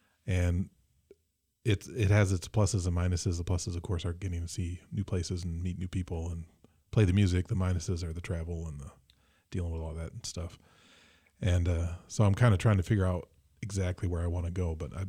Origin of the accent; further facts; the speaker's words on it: Mason, Michigan, United States; Oh, I'm from Mason